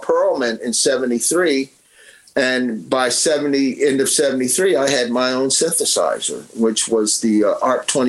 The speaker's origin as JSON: {"language": "English", "town": "Philadelphia", "region": "Pennsylvania", "country": "United States", "tie": "born or raised there", "said": "when we moved from North Philly to Tioga, I started going to a school there called Gillespie Junior High"}